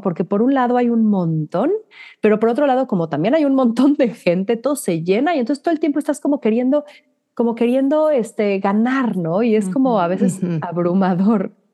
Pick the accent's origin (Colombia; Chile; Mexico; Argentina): Mexico; now in New York, United States